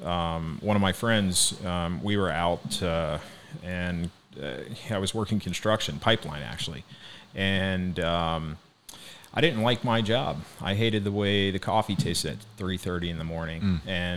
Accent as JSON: {"language": "English", "region": "Northern Minnesota", "country": "United States", "tie": "born or raised there", "moved": "as an adult", "lives_now": "Cape Coral, United States", "said": "I'm actually from Minnesota. Northern Minnesota."}